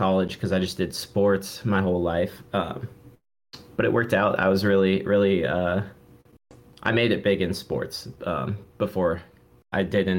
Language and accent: English; Phoenix, Arizona, United States; I'm from Phoenix, born and raised